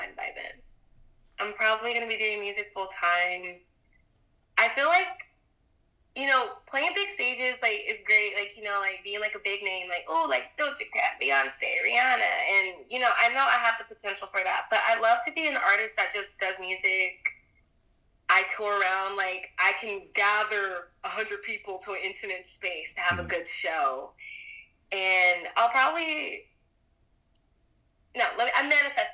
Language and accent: English; Texas, United States; now in Dallas, United States; I'm not from Dallas. I'm from Texas. I'm very much still a Texas girl.